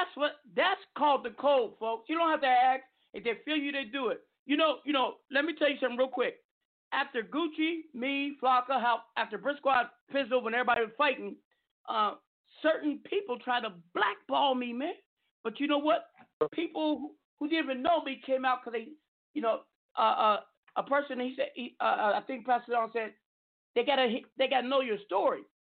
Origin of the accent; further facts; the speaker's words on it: Seattle, Washington, United States; moved away; also born or lived in Los Angeles / Arizona / Las Vegas; I will be in my hometown, Seattle, the 206 Mayan.